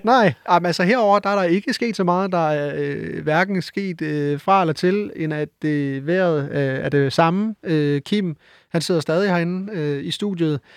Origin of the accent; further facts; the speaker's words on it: West Funen, Southern Denmark, Denmark; jeg er jo fra Vestfyn